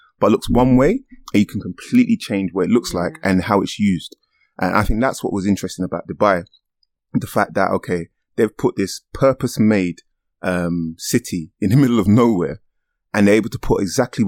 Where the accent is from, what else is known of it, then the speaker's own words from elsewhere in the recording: London, United Kingdom; I grew up in Stratford